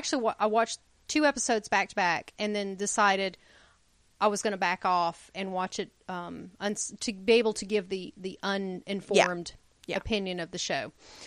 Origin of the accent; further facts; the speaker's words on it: United States; as Americans, we are the only people who only speak one language.